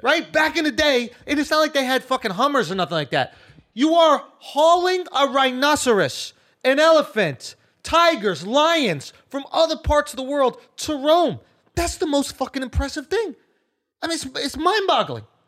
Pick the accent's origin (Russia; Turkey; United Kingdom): United Kingdom; Scotland; I'm a Scottish kid.